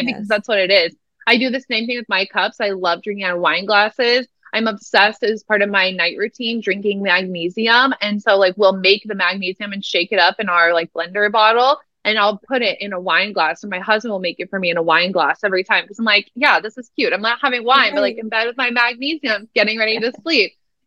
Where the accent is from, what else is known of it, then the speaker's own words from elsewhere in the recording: Omaha, Nebraska, United States; moved away; also born or lived in Lincoln, Nebraska; I'm from Nebraska originally. I like grew up in Omaha, Nebraska.